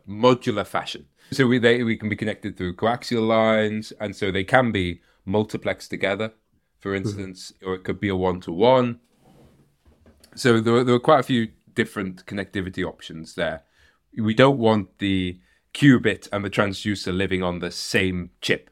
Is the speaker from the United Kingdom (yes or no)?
yes; United Kingdom; moved away; also born or lived in Netherlands; I'm a Brit